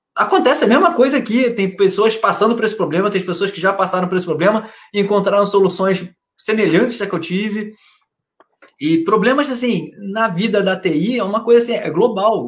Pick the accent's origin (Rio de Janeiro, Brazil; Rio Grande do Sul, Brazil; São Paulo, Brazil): Rio de Janeiro, Brazil; Niterói; moved away as an adult; Porque eu sou do Rio, então, morei minha vida inteira no, em Niterói, no Rio, no Rio, na cidade do lado do Rio de Janeiro